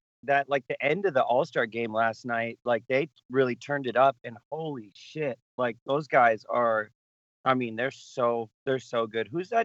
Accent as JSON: {"language": "English", "region": "Michigan", "country": "United States", "tie": "born or raised there", "said": "Yeah, I'm a diehard Wings fan. I grew up in Michigan."}